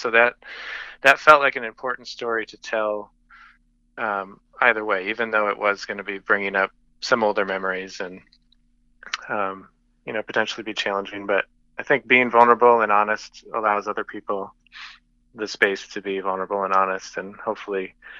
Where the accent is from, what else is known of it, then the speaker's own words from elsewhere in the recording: Gary, New York, United States; So I grew up in Gary.